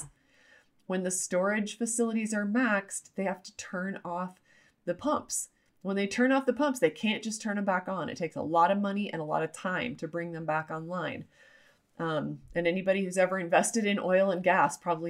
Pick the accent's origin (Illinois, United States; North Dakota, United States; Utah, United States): Utah, United States; I'm from Utah. I am former LDS or Mormon. And so that's one of the great things from my culture and the way I was raised